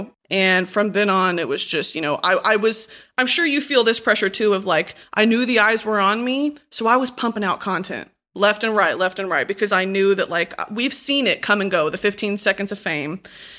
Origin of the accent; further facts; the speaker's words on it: Texas, United States; now in Los Angeles, United States; Hell no. I moved from Texas.